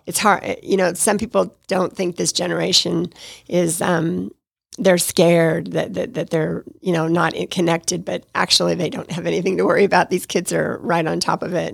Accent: Nevada, United States; moved away as an adult; also born or lived in Detroit; now in Atlanta, United States; I was raised in Nevada

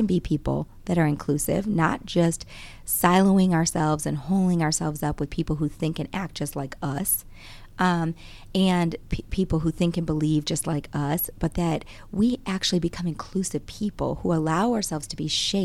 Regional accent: Grand Rapids, Michigan, United States; now in Georgia, United States; I grew up in Michigan, born and raised in Grand Rapids, Michigan

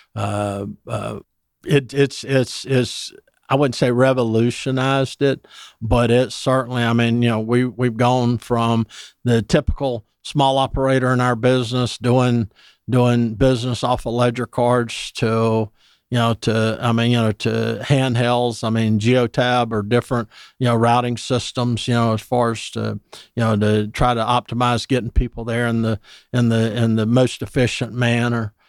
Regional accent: Dublin, Georgia, United States; moved away as an adult; now in Atlanta, United States; I'm from Dublin, Georgia originally

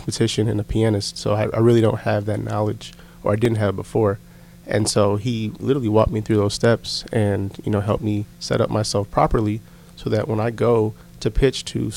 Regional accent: Connecticut, United States; moved away; I'm originally from Connecticut

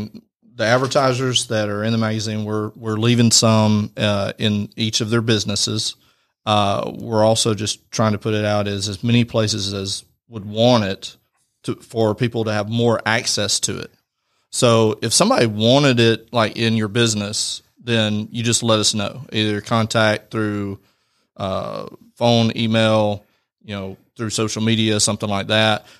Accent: Rome, Georgia, United States; I'm born and raised in Rome

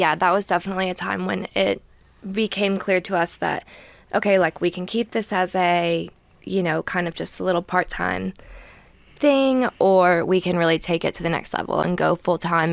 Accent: Gainesville, United States; I'm from Gainesville

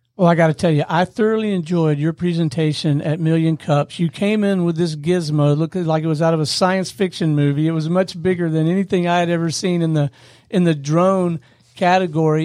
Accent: Pensacola, Florida, United States; I grew up in Pensacola, Florida

